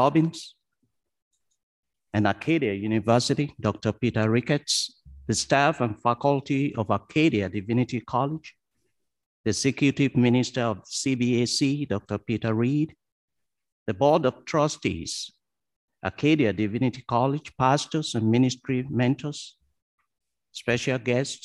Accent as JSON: {"language": "English", "region": "Ondo", "country": "Nigeria", "tie": "born or raised there", "moved": "as an adult", "lives_now": "Wolfville, Canada", "said": "I was born in Ondo in Nigeria, a small town where I learned to treasure the value of community."}